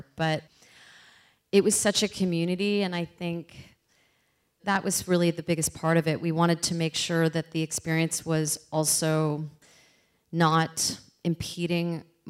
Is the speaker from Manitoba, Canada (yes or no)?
no; Toronto, Ontario, Canada; I'm from Toronto